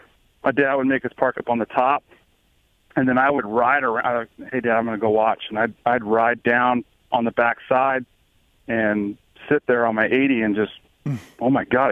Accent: Santee, California, United States; I grew up in Santee, California, which was right next to El Cajon

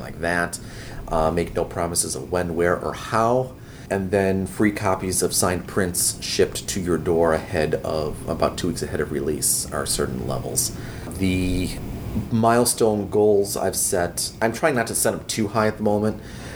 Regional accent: Chicago, Illinois, United States; my hometown in Chicago

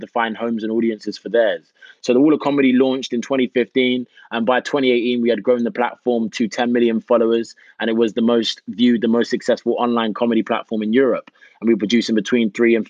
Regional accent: United Kingdom; moved away as an adult; also born or lived in Jamaica; now in United States; Myself being a Brit

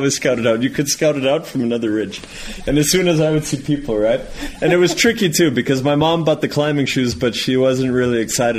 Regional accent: New Mexico, United States; You know, I grew up in New Mexico. I loved climbing.

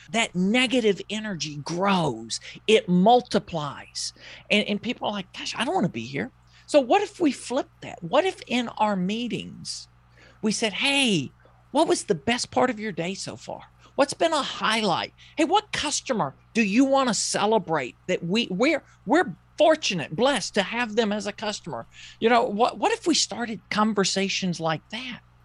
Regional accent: the South, United States; I grew up in the South. You probably know that by listening to me

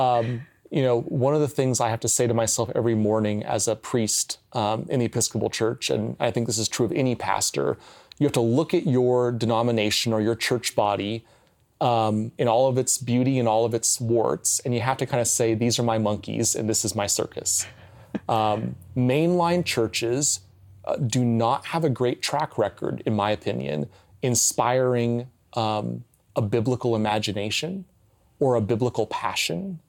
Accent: United States; as an American Christian, even trained in seminary

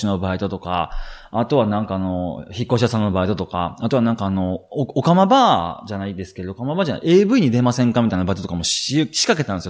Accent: Shiga, Japan; 関西出身で滋賀県出身なんですけれども

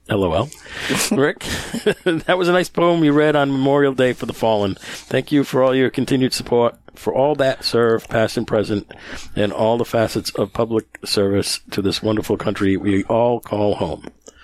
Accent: Netherlands; Yes, I'm really from the Netherlands and live there.

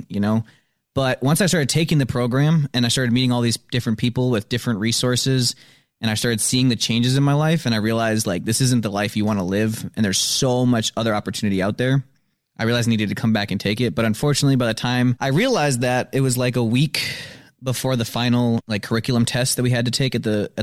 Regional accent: Madison, Wisconsin, United States; also born or lived in Janesville; Born in Janesville. I've lived in Madison all my life.

